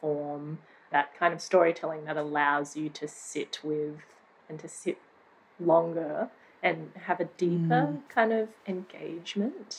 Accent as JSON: {"language": "English", "area": "Sunshine Coast", "region": "Queensland", "country": "Australia", "tie": "born or raised there", "said": "being a kid growing up on the Sunshine Coast"}